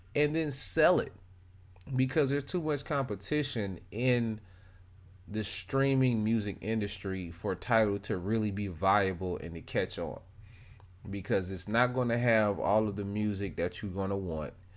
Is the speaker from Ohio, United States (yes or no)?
no; Detroit, Michigan, United States; born or raised there; now in Atlanta, United States